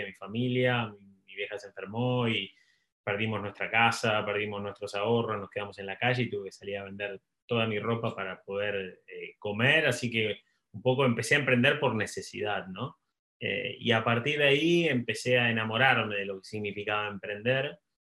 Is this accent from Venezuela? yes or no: no; Argentina; also born or lived in Buenos Aires / United States; soy, soy argentino, vivo, vivo entre Buenos Aires y, Estados Unidos